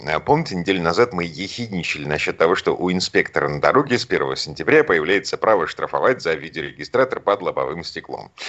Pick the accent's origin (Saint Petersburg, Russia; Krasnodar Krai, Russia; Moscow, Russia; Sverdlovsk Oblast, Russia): Saint Petersburg, Russia; А да, я из Петербурга